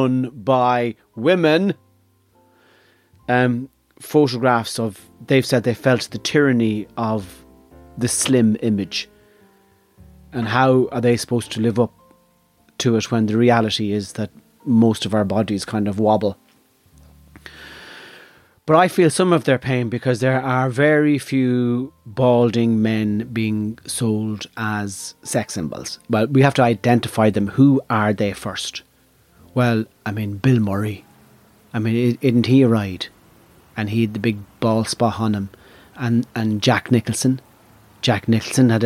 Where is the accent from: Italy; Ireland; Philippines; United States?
Ireland; I belong to the tribe of Irishness